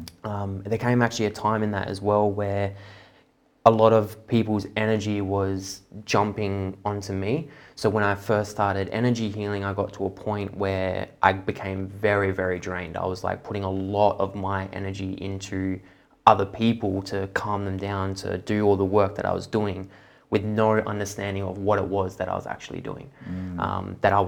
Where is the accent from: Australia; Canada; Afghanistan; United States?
Australia; Perth, Western Australia; Here in Perth. Yeah. Both my parents, just not spiritual at all.